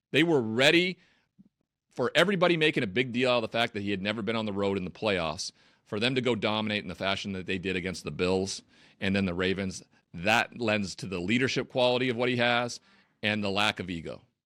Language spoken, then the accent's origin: English; Montana, United States; moved away as an adult; also born or lived in Los Angeles; now in Connecticut, United States; I never used public transit growing up in Montana